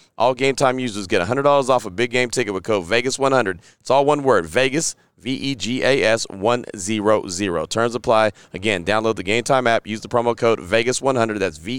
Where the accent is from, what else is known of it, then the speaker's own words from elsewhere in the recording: California, United States; I know. I'm from the Bay, so I know.